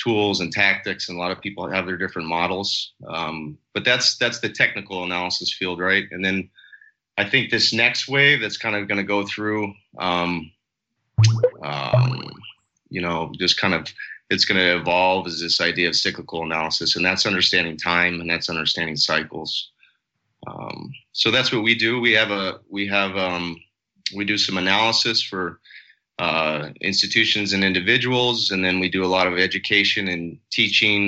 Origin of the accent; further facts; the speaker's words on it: Colorado, United States; moved away as an adult; now in South Florida, United States; I'm from Colorado originally